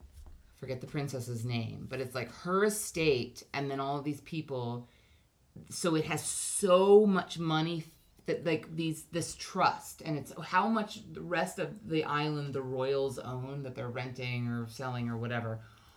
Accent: Hawaii, United States; If you want to know what, like, growing up in Hawaii, that's a thing I did

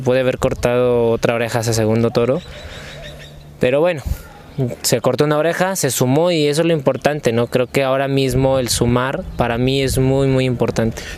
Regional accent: Aguascalientes, Mexico; Aguascalientes, la verdad que yo estoy ansioso ya de, de volver a mi tierra

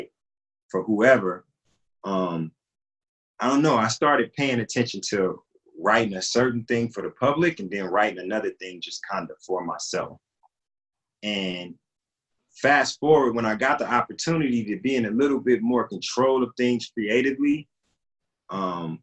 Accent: Compton, California, United States; also born or lived in Alabama / Watts, Los Angeles; I came to Compton. I was a year old

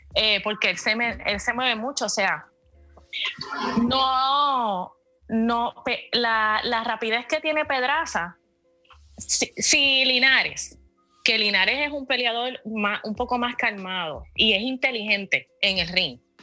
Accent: Puerto Rico; soy puertorriqueña

